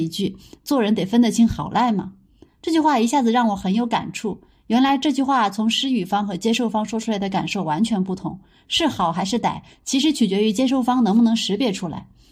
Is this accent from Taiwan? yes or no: no; Sichuan, China; 我们四川人